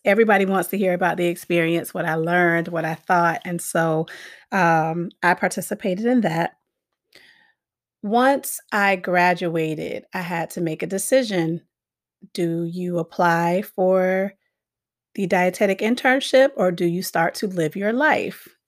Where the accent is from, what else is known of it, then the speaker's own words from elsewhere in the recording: Miami, Florida, United States; moved away as an adult; also born or lived in Gaffney, South Carolina; now in Hartford, United States; I grew up in Miami, Florida